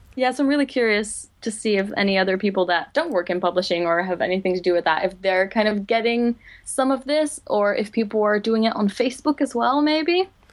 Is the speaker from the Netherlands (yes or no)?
yes; Netherlands; English is a second language; moved away as an adult; now in London, United Kingdom; I am originally from the Netherlands. I moved to London two years ago after I graduated from, uh, Leiden